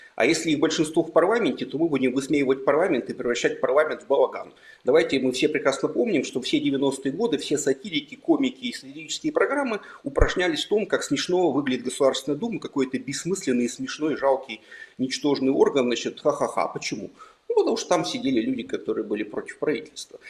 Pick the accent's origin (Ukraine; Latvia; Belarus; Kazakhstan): Kazakhstan; Almaty; moved away as an adult; also born or lived in Yekaterinburg, Russia; now in Lithuania; я родился в Алмате и жил там восемнадцать лет, потом переехал в Екатеринбург. Двадцать пять лет жил в Екатеринбурге, пока не уехал в Литву